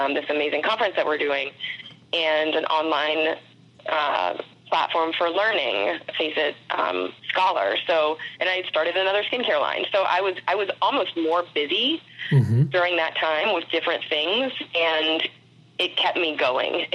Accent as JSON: {"language": "English", "town": "St. Petersburg", "region": "Florida", "country": "United States", "tie": "born or raised there", "said": "I grew up in St. Pete, Florida, which is right outside of Tampa"}